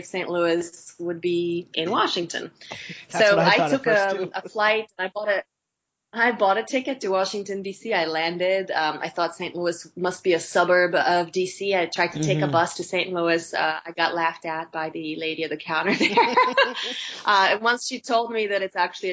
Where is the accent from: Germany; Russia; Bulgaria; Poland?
Bulgaria; moved away as an adult; now in United States; I was born in Bulgaria and raised there